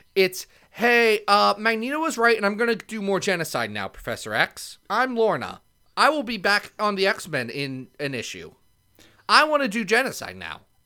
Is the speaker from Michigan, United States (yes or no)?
no; Ohio, United States; I'm from Ohio